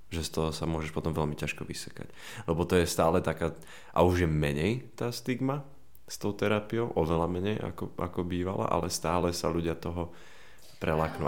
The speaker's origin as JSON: {"language": "Slovak", "town": "Banská Bystrica", "region": "Banská Bystrica Region", "country": "Slovakia", "moved": "as an adult", "lives_now": "Bratislava, Slovakia", "said": "ja som prišiel z Banskej Bystrice z policajnej rodiny"}